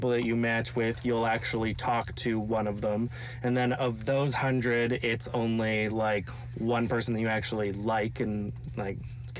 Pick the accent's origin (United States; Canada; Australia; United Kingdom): Canada; Montreal, Quebec; now in Ontario, Canada; I'm from Montreal originally.